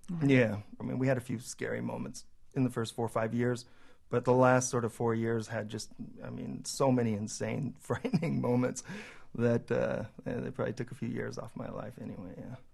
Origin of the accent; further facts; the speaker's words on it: California, United States; moved away as an adult; also born or lived in Moscow, Russia; I'm American. And in some ways, I started becoming, I think, I don't know, almost a little bit more American or Californian, uh, in those last few years, like, really feeling in my roots